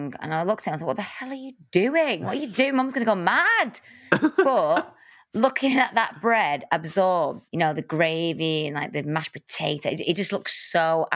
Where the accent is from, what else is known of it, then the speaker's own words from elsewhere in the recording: Salford, North West England, United Kingdom; I'm from Salford